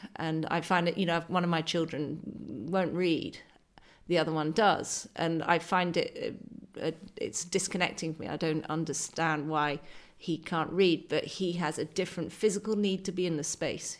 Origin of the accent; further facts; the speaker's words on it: west coast of Scotland, United Kingdom; accent: posh city girl; also born or lived in Argyll / Dumfries and Galloway; I was brought up on a farm in the west coast of Scotland, but when you talk with my accent, uh, you sound like a posh city girl